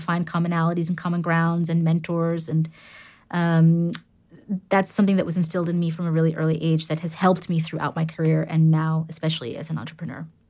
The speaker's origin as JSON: {"language": "English", "town": "New York City", "region": "New York", "country": "United States", "tie": "born or raised there", "also_born_or_lived": "London", "first_language": "English", "moved": "as an adult", "lives_now": "Amsterdam, Netherlands", "said": "born and raised in New York City"}